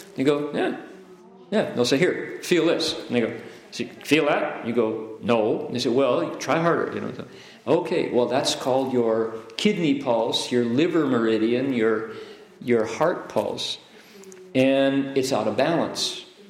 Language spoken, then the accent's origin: English; Ohio, United States; I grew up in Ohio.